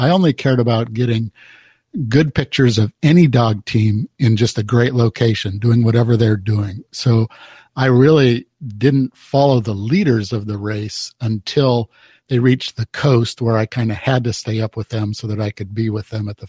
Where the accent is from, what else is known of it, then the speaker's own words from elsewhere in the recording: Bay Area, California, United States; moved away as an adult; now in Anchorage, United States; I grew up in the Bay Area of California